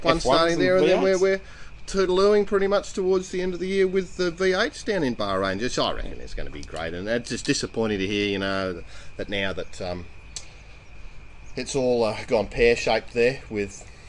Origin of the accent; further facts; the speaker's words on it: Australia; I'm an Australian